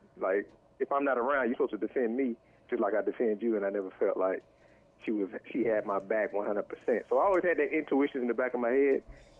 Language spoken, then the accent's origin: English; the South, United States; now in Washington, D.C. area, United States; I'm from the South, so it's got to be land and space.